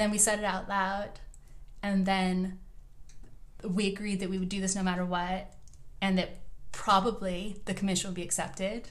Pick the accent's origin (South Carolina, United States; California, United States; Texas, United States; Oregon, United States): Oregon, United States; moved away as an adult; also born or lived in Chicago; I grew up here in Oregon